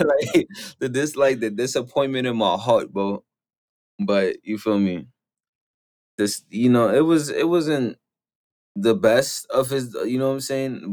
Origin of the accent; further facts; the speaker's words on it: New York, United States; I'm from New York